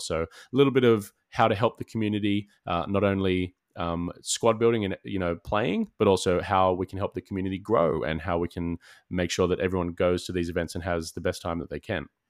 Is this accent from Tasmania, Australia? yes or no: no; Sydney, New South Wales, Australia; we're both from Sydney